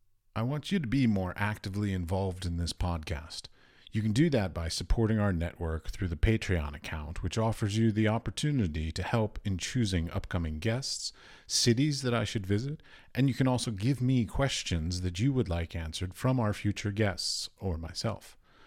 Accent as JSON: {"language": "English", "country": "United States", "said": "I'm from America."}